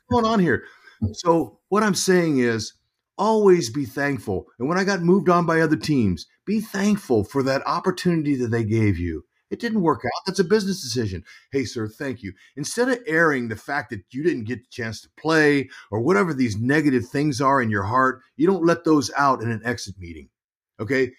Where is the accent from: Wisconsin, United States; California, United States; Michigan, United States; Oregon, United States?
California, United States; Fresno; I grew up in Fresno, California, uh, three hours from San Francisco.